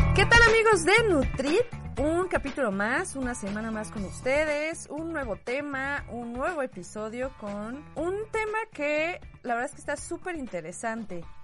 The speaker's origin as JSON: {"language": "Spanish", "country": "Mexico"}